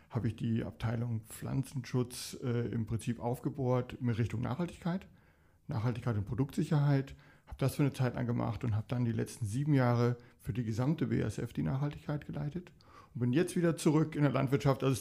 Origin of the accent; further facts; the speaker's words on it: Dortmund, North Rhine-Westphalia, Germany; now in Limburgerhof, Germany; Momentan 58 und komme aus Dortmund.